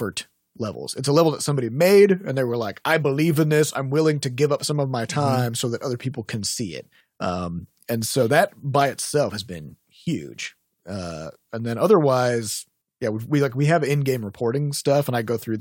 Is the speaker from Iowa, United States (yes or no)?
yes; Iowa, United States; I was 18 and I was from Iowa.